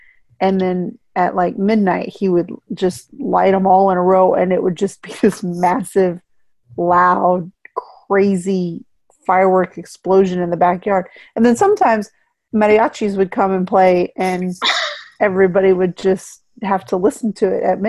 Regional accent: Texas, United States; moved away; I grew up in Texas

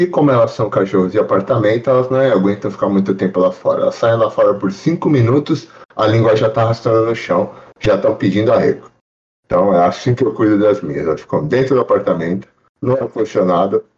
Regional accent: Brazil; now in Florida, United States; eu sou brasileiro

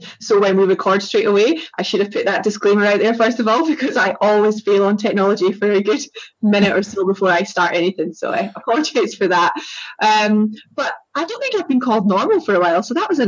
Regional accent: East Coast of Scotland, United Kingdom; accent: East Coast of Scotland; now in England, United Kingdom; I'm from Scotland and I live in England. So my accent is the East Coast of Scotland. And it hasn't really gone since I've lived in England. So it's pretty, it's still pretty strong.

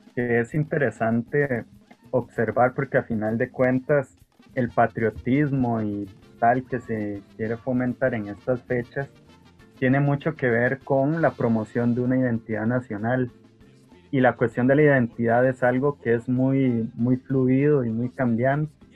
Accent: Costa Rica; nos identificaría como costarricenses

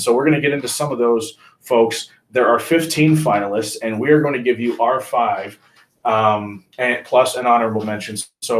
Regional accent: Springfield, Illinois, United States; I grew up in Springfield, Illinois.

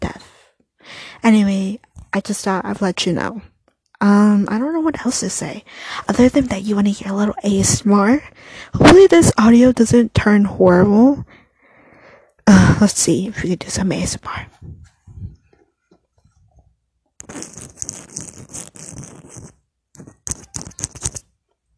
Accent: United States; I'm just a Mexican. My parents were born in Mexico. I was born here in the United States

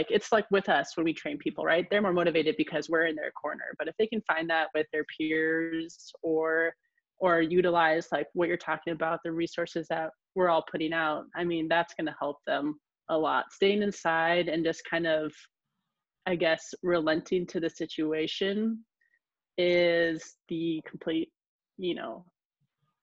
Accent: Kodiak, Alaska, United States; growing up in Kodiak is like a lot of places in Alaska

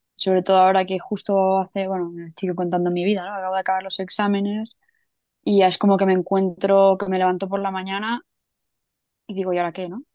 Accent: Catalonia, Spain; now in Madrid, Spain; soy catalana viviendo en Madrid

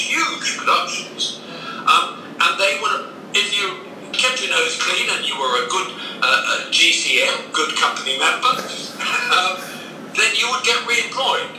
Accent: Plymouth, South West England, United Kingdom; moved away as an adult; also born or lived in London; I moved back to what is really my hometown

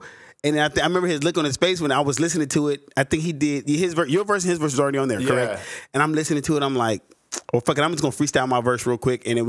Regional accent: the South, United States; I was from the South.

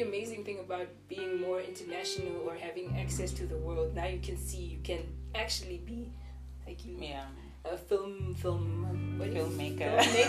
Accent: Namibia; born or raised there

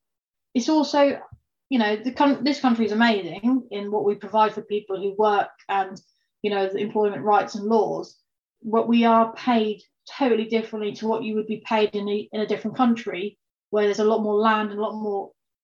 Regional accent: United Kingdom; because of the cuts that we like as British people, we like the very best cuts

